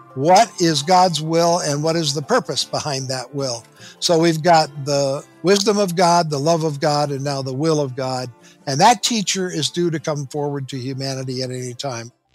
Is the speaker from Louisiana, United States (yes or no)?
no; southwestern Minnesota, United States; moved away as an adult; now in Southern California, United States; I grew up in Minnesota, in a little town in southwestern Minnesota